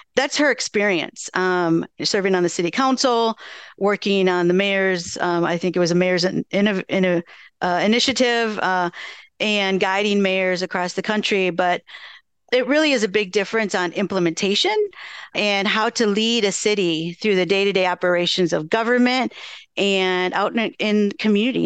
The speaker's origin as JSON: {"language": "English", "town": "Madison", "region": "Wisconsin", "country": "United States", "tie": "born or raised there", "said": "growing up here, I grew up in Kennedy Heights and, you know, I spent a lot of time at Darbo, Marquette Street on the, you know, east side of Madison"}